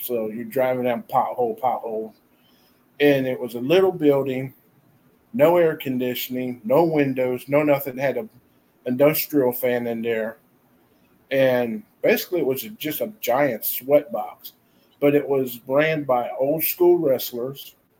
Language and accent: English; Jacksonville, Florida, United States; my hometown in Jacksonville, Florida